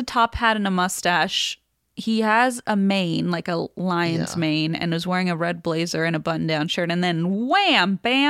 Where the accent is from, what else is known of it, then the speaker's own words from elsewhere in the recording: Scotland, United Kingdom; I'm from Scotland, and in a town called Elgin near my home, there is the most interesting sculpture ever made